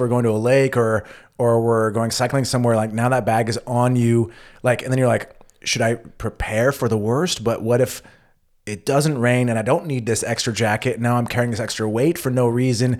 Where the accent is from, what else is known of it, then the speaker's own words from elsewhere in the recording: United States; moved away as an adult; now in Germany; as an American